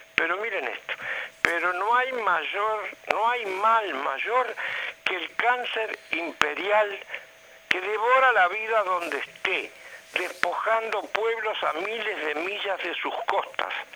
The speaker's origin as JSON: {"language": "Spanish", "country": "Uruguay", "said": "nosotros como uruguayos"}